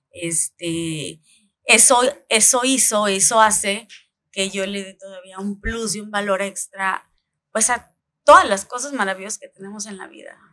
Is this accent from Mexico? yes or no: yes; Coyuca de Benítez, Guerrero, Mexico; also born or lived in Acapulco / Chilpancingo; Nací en Acapulco, un veinticinco de noviembre del ochenta y cinco, ya hace algunos añitos. Eh, mi infancia, eh, toda mi infancia la viví en Coyuca de Benítez